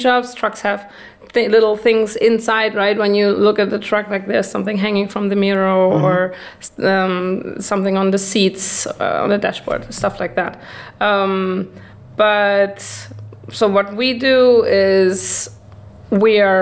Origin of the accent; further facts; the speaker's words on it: Germany; also born or lived in Netherlands; now in Prague, Czech Republic; I am from Germany originally. Then I lived for 10 years in the Netherlands